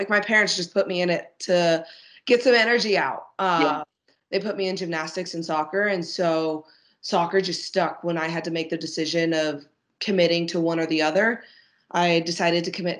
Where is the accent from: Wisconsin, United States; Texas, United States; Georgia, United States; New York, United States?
Texas, United States; Dallas; I grew up in Dallas